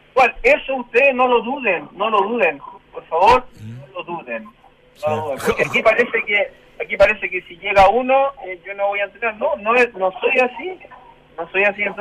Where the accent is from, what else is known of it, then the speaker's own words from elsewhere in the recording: Chile; Es para eso que nos levantamos todos los días, todos los santos días a trabajar como cualquier chileno.